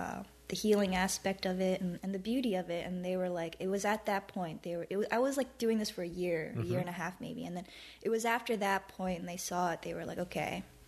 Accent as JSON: {"language": "English", "town": "Philadelphia", "region": "Pennsylvania", "country": "United States", "tie": "born or raised there", "moved": "yes", "said": "I was born and raised in Philly."}